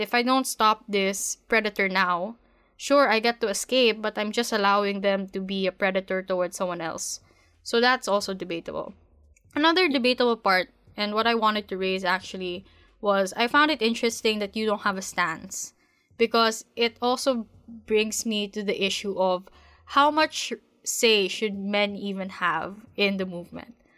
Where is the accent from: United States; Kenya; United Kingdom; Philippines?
Philippines; being a Filipino woman